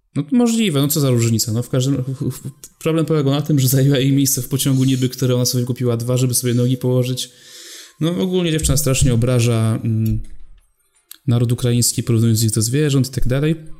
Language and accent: Polish; Poland; my tu jesteśmy z Polski